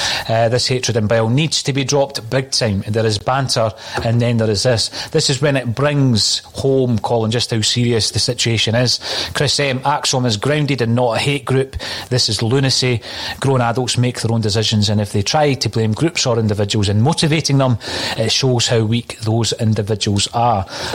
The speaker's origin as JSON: {"language": "English", "town": "Dunfermline", "region": "Scotland", "country": "United Kingdom", "tie": "born or raised there", "said": "I was talking to someone in my hometown, my home city, it is actually, of Dunfermline"}